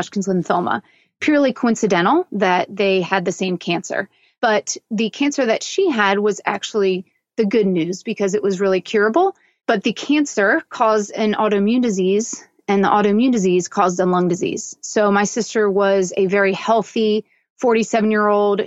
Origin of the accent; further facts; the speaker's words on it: Newtown Square, Pennsylvania, United States; I grew up in Philadelphia, so in the suburbs of Philadelphia, in a little town called Newtown Square